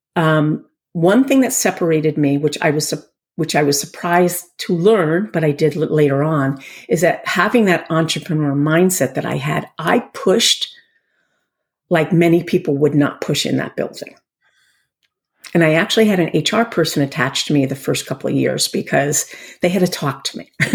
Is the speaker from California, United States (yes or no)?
no; Rye, New York, United States; moved away as an adult; now in Connecticut, United States; I grew up in Rye, New York